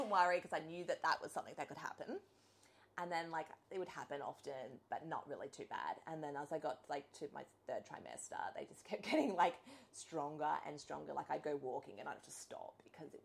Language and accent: English; Sunshine Coast, Queensland, Australia; also born or lived in Brisbane; we're from the Sunshine Coast and my family are all here